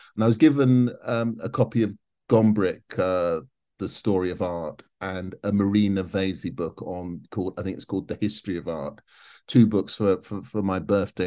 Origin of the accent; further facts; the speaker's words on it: London, United Kingdom; I grew up in South London